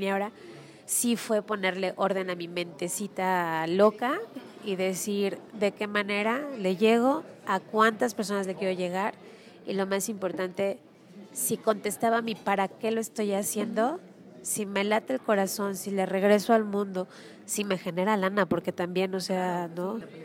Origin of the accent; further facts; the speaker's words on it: Mexico; soy mamá mexicana